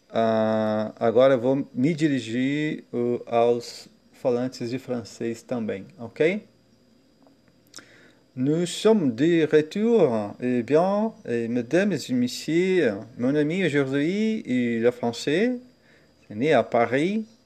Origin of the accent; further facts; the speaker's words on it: Santos, São Paulo, Brazil; born there; French is a second language; moved away as an adult; Je suis brésilien, né à Santos, C'est une ville au bord de la mer près de São Paulo. J'ai 40 ans